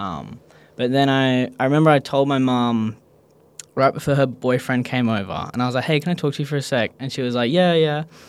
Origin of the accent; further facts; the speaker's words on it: Perth, Western Australia, Australia; I grew up in Perth, Australia